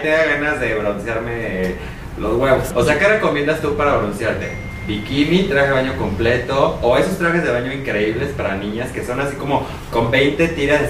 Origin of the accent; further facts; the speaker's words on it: Mexico City, Mexico; a los de la ciudad